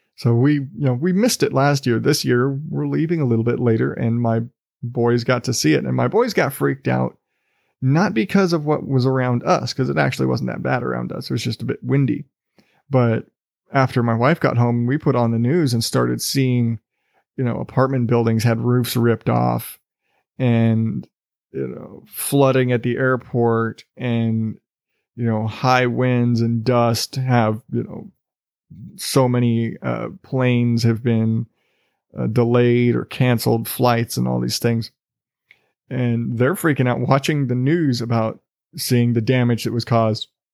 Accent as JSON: {"language": "English", "region": "South Texas", "country": "United States", "tie": "born or raised there", "moved": "yes", "lives_now": "Arizona, United States", "said": "I grew up in South Texas"}